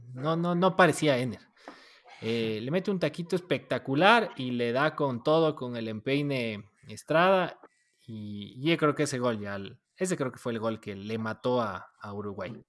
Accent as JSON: {"language": "Spanish", "country": "Ecuador", "tie": "born or raised there", "said": "gracias por parirme ecuatoriano"}